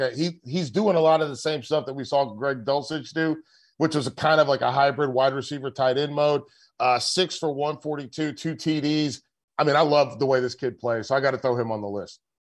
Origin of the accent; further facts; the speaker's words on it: Charlotte, North Carolina, United States; I'm from Charlotte